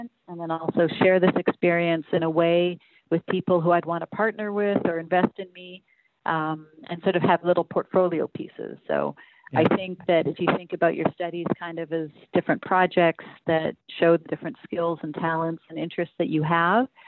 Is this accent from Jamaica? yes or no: no; Vancouver, British Columbia, Canada; moved away as an adult; also born or lived in London, England / Toronto; now in Berlin, Germany; we were in Vancouver to grow up